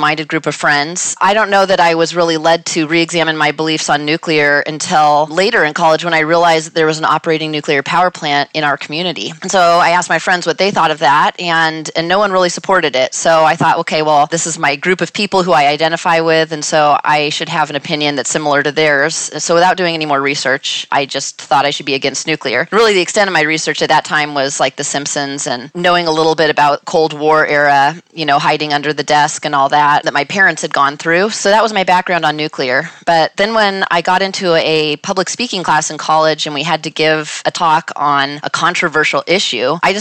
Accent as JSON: {"language": "English", "region": "Northern California", "country": "United States", "tie": "born or raised there", "said": "I grew up in Northern California, not near any nuclear facility"}